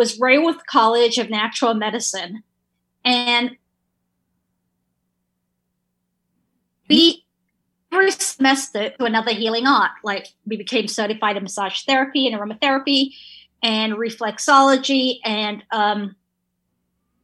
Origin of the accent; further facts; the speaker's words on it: England, United Kingdom; moved away; I grew up in England